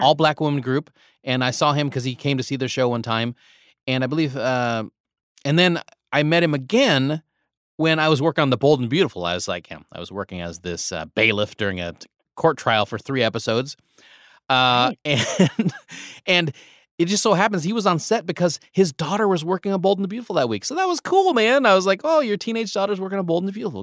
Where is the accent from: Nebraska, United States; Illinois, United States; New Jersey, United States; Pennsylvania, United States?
Nebraska, United States; I grew up in Nebraska